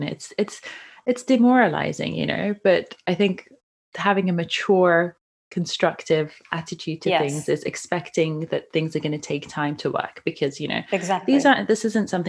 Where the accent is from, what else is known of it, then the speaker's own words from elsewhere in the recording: Iran; moved away; I grew up in Iran, and the standard of living can be quite nice there as well